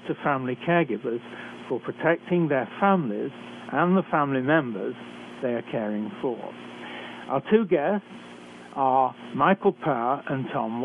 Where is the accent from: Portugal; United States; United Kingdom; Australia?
United Kingdom; accent: British; moved away as an adult; also born or lived in Canada; I'm a physician trained in Britain, as I'm sure you can tell from my accent. I've worked for many years in Canada